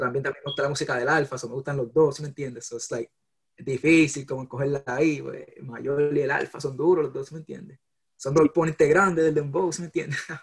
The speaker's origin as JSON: {"language": "Spanish", "country": "Puerto Rico", "tie": "born or raised there", "also_born_or_lived": "San Juan", "moved": "yes", "lives_now": "United States", "said": "yo nací en Puerto Rico, me crié en Puerto Rico, después vine para acá, para Estados Unidos"}